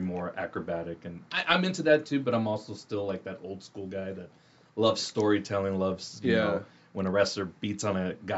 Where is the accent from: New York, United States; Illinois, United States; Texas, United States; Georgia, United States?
Texas, United States; Laredo; now in San Antonio, United States; coming from like South Texas, I'm from Laredo